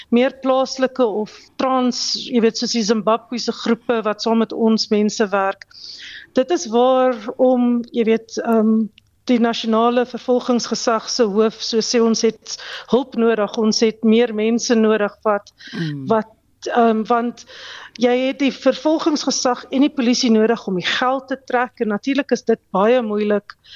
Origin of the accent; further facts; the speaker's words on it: South Africa; Ons as Suid-Afrikaners, ons praat Afrikaans by die huis, dan kom ons in die publiek dan praat ons skielik Engels.